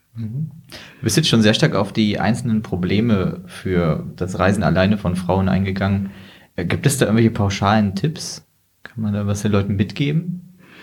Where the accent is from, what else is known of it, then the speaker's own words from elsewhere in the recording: Hildesheim, Lower Saxony, Germany; Dennis und ich, wir kommen ja beide aus Hildesheim